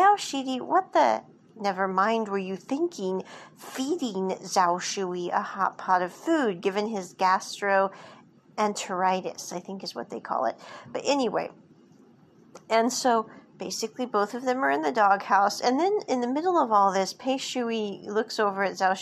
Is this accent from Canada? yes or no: no; United States; what we grew up with in America